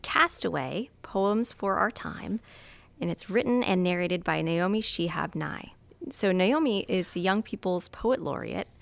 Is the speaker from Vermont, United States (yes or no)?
yes; Vermont, United States; moved away; growing up in Vermont, we had Green Up Day